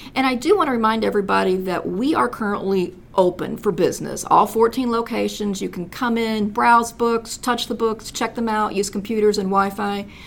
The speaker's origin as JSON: {"language": "English", "region": "Southern Illinois", "country": "United States", "tie": "born or raised there", "also_born_or_lived": "Paducah, Kentucky / California", "moved": "yes", "lives_now": "Fort Wayne, United States", "said": "I'm a native Southern Illinoisan"}